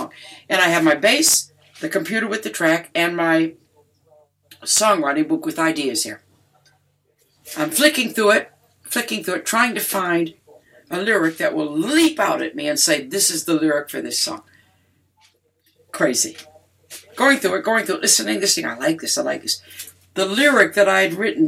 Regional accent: Detroit, Michigan, United States; I'm from Detroit

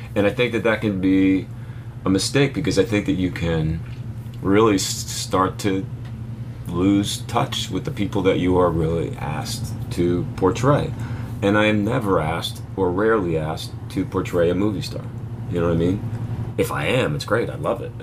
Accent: Philadelphia, Pennsylvania, United States; moved away; also born or lived in New York City; I grew up in Philly

